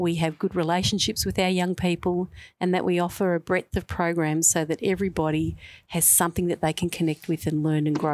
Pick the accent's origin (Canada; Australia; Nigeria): Australia; Melbourne, Victoria; I'm a Westie, so I'm a Western Suburbs girl through and through. I grew up first in West Footscray, and then I went to Brooklyn, and then we went to Sunshine